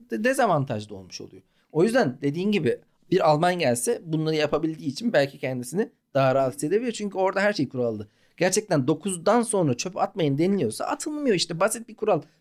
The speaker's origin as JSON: {"language": "Turkish", "region": "Malatya", "country": "Turkey", "tie": "born or raised there", "said": "Ya Malatya'da doğduk"}